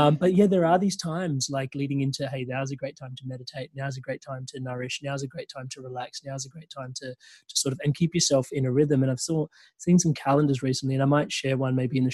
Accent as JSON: {"language": "English", "country": "India", "said": "I'm Indian."}